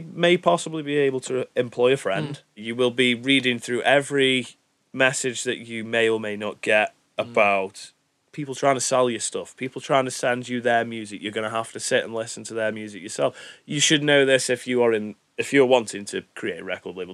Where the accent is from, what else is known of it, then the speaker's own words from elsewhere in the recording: Stoke-on-Trent, West Midlands, United Kingdom; we're from Stoke. We know Stoke.